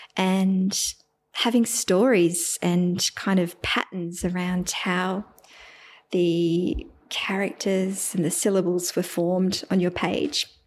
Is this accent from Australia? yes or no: yes; Melbourne, Victoria, Australia; first language English; now in Geelong, Australia; I'm from Melbourne, Australia, and I live in Geelong now, which is about an hour outside of Melbourne